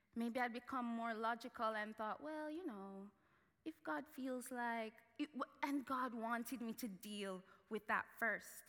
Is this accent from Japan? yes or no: no; Jamaica; moved away; I grew up in Jamaica